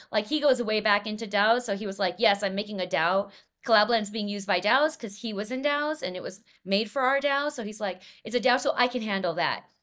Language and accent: English; Los Angeles, California, United States; I grew up in Los Angeles, uh, in nineteen ninety-three